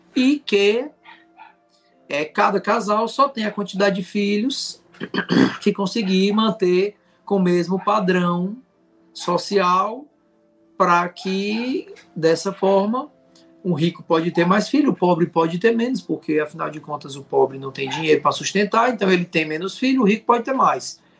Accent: Fortaleza, Ceará, Brazil; now in Juazeiro do Norte, Brazil; eu sou natural de Fortaleza, Ceará, e moro em Juazeiro do Norte, Ceará

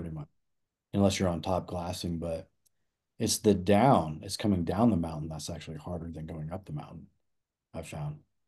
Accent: Nebraska, United States; moved away as an adult; now in Colorado, United States; I grew up in the Midwest and we didn't, there's no elk hunting in Nebraska, that's where I'm from

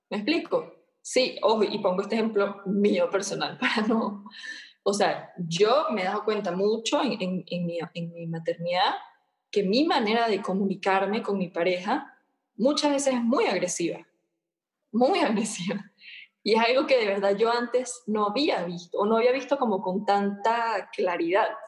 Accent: Venezuela; now in Guatemala; vivo en, Guatemala con mi hija, mi esposo, soy de Venezuela, eh, pero he pasado por todo el mundo.

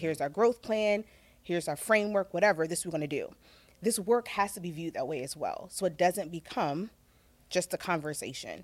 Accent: Virginia, United States; also born or lived in Chicago; now in Los Angeles, United States; I'm a country girl at heart. So I'm originally from Virginia

